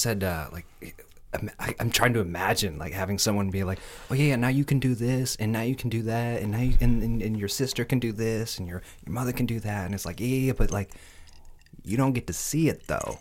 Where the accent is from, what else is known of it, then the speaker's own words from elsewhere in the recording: Michigan, United States; I'm from Michigan